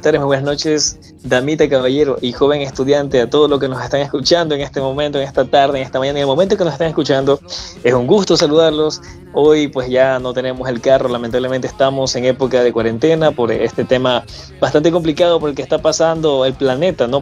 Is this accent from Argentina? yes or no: no; Ecuador; los ecuatorianos somos bien competitivos